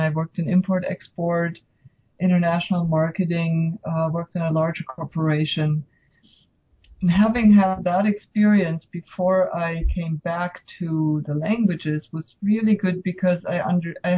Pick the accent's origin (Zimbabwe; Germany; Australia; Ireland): Germany; moved away as an adult; now in United States; I grew up in Germany